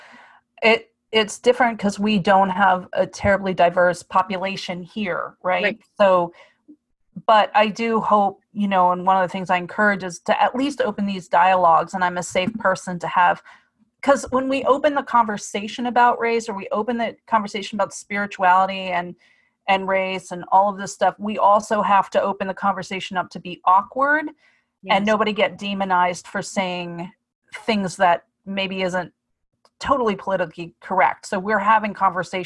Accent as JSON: {"language": "English", "region": "Pennsylvania", "country": "United States", "tie": "born or raised there", "first_language": "English", "said": "there was no other people of color where I grew up in Pennsylvania."}